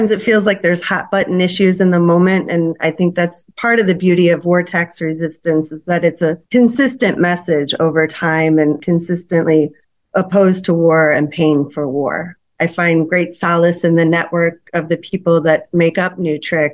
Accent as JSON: {"language": "English", "town": "St. Louis", "region": "Missouri", "country": "United States", "tie": "born or raised there", "said": "growing up in St. Louis, McDonnell Douglas was headquartered here"}